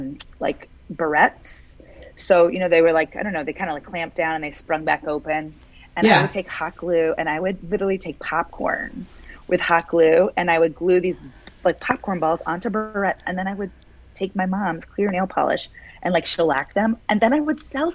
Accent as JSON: {"language": "English", "region": "West Virginia", "country": "United States", "tie": "born or raised there", "said": "there wasn't a lot to do growing up in West Virginia, so we had the time to do those kind of things."}